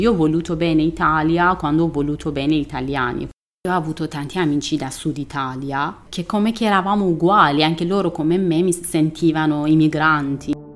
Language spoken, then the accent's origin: Italian; Iran; Italian is a second language; moved away as an adult; also born or lived in Tehran; now in Milan, Italy; io sono una donna iraniana